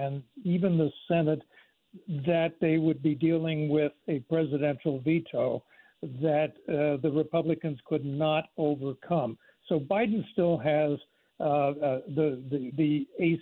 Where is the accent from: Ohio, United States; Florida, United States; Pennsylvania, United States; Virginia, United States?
Pennsylvania, United States; now in North Carolina, United States; my home state is Pennsylvania. Yeah. I live in North Carolina